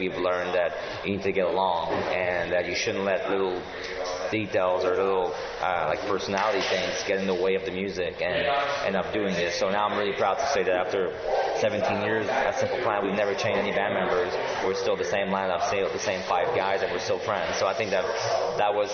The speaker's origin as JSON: {"language": "English", "town": "Montreal", "region": "Quebec", "country": "Canada", "tie": "born or raised there", "said": "be in Montreal, which is our hometown"}